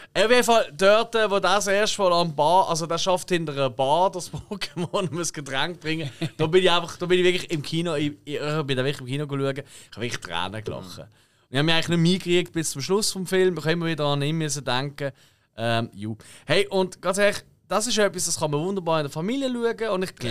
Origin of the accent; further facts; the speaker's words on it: Switzerland; wir Schweizer